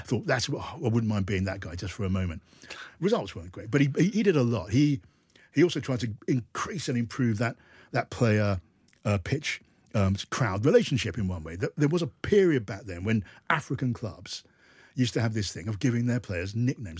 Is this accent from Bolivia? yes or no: no; United Kingdom; we're British